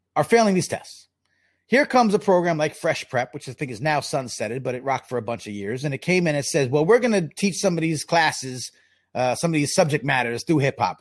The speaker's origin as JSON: {"language": "English", "area": "Long Island", "region": "New York", "country": "United States", "tie": "born or raised there", "said": "I, I grew up in Long Island"}